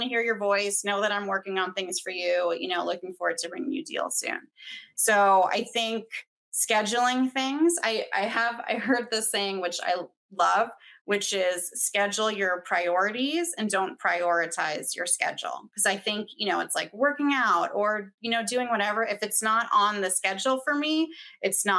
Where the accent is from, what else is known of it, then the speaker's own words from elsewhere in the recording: near Boston, MA, East Coast, Massachusetts, United States; moved away as an adult; also born or lived in Washington, District of Columbia, United States; now in Denver, United States; I grew up on the East Coast where school goes to end of June